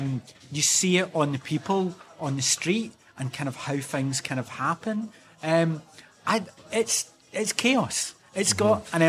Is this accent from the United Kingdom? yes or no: yes; Old Kilpatrick, Scotland, United Kingdom; now in Istanbul, Turkey; I grew up in Old Kilpatrick and I went to secondary school in Clydebank.